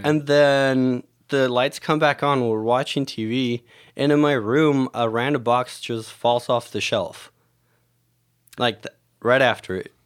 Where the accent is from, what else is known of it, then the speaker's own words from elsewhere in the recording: Mexico; moved away; growing up in Mexico